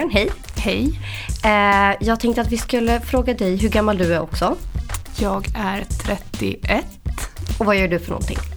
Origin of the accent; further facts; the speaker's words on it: Stockholm, Stockholm County, Sweden; Jag kommer från Stockholm.